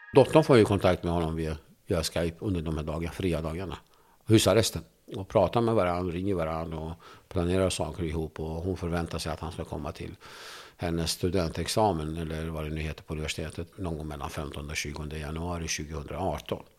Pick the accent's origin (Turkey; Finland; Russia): Turkey; now in Sweden; när jag växte upp i Turkiet så fick inte vi tala kurdiska